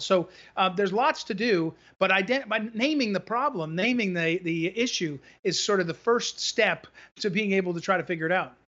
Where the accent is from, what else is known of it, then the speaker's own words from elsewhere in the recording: New Jersey, United States; now in Missouri, United States; I grew up in New Jersey actually, so I have that sensibility